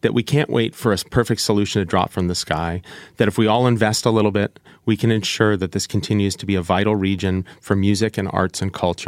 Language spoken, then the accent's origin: English; Cleveland, Ohio, United States; now in Seattle, United States; I grew up in Cleveland, Ohio